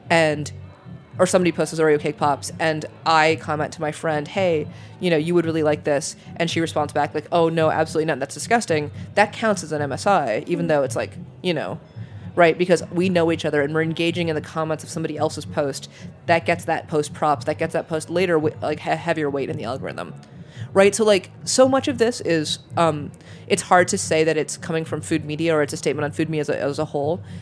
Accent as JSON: {"language": "English", "country": "Germany", "tie": "born or raised there", "said": "I grew up partially in Germany"}